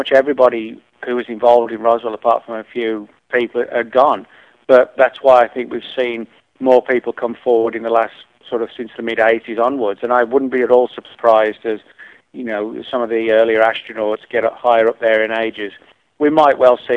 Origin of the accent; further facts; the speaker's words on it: central England, near Birmingham, West Midlands, United Kingdom; where I grew up in England, in central England, it was like a, you know, I live near a big city, Birmingham